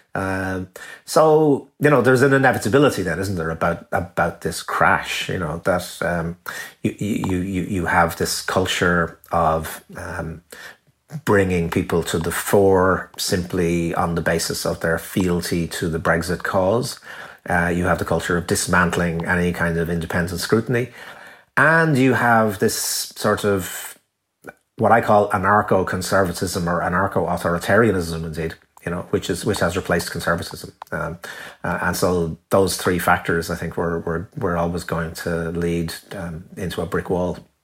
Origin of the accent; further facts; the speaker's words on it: Ireland; I'm very proud of being Irish